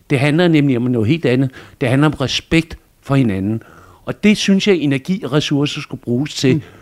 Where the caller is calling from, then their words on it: Greve, Zealand, Denmark; Hej Pernille … jeg kommer fra Greve.